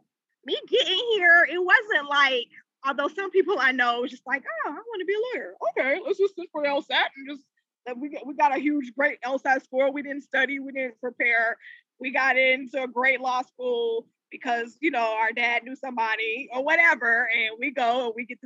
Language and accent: English; Charlotte, North Carolina, United States; moved away as an adult; also born or lived in Washington, D.C. / Maryland / Virginia area; I'm from Charlotte. I recently relocated back to Charlotte, but I've been primarily in the DMV, so the DC, Maryland, Virginia area for majority of my career